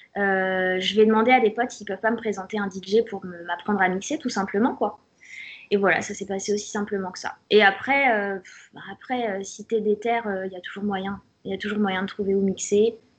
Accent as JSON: {"language": "French", "town": "Auxerre", "region": "Bourgogne-Franche-Comté", "country": "France", "said": "… d'Auxerre"}